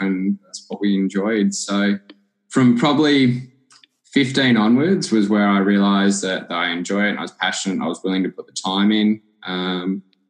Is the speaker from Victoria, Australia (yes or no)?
yes; Clifton Springs, Victoria, Australia; I grew up living in Clifton Springs